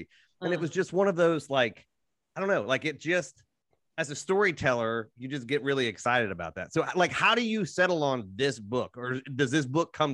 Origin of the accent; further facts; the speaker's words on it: Ohio, United States; I'm from Ohio.